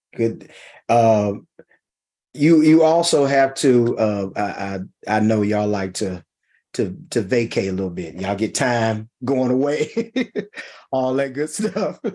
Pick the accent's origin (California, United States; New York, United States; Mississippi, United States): Mississippi, United States; accent: country twang; I'm from Mississippi. I have a strong accent.